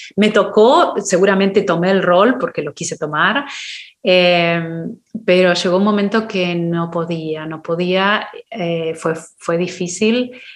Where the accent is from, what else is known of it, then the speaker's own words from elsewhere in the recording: Argentina; moved away as an adult; now in United States; la primera vez que me fui de Argentina